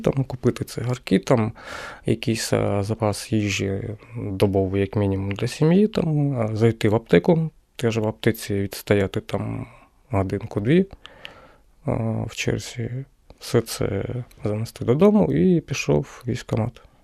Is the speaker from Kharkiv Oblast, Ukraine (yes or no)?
no; Kremenchuk, Poltava Oblast, Ukraine; moved away as an adult; now in Kyiv, Ukraine; я сам з Кременчука